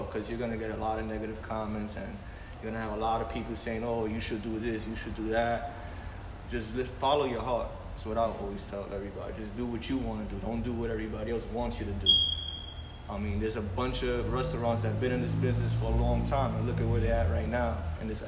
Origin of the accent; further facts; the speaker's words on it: Brooklyn, New York, United States; We really from here